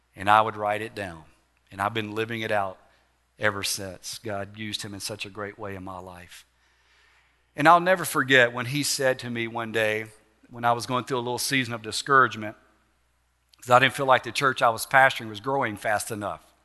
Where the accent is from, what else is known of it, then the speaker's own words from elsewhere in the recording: Alexandria, Louisiana, United States; Calvary Baptist Church in Alexandria, my hometown